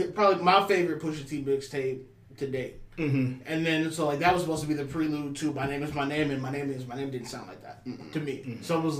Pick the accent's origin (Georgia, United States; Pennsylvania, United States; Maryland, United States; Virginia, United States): Virginia, United States; I'm from Virginia.